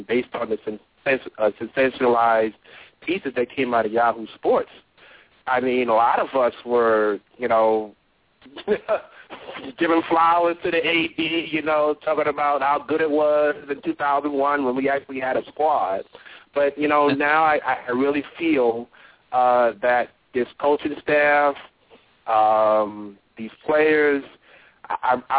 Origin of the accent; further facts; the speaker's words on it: New York City, New York, United States; I'm from Brooklyn, New York.